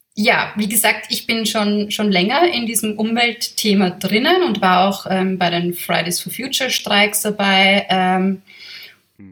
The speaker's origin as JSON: {"language": "German", "region": "Vienna", "country": "Austria", "said": "ich bin Wienerin. Ich bin von hier."}